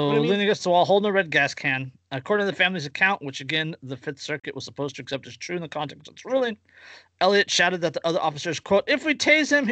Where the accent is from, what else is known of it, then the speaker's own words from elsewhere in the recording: Central California, United States; I'm from Central California